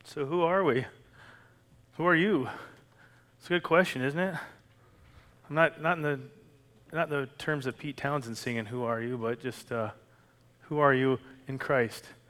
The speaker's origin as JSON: {"language": "English", "country": "Canada", "moved": "as an adult", "lives_now": "United States", "said": "I was Canadian for the first 40 years of my life"}